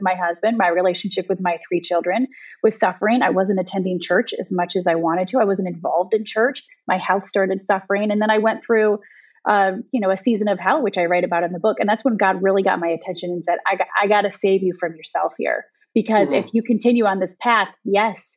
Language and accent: English; Michigan, United States; moved away as an adult; also born or lived in Ohio; now in Westchester County, New York, United States; I was born and raised in Michigan, and then I moved to Ohio for college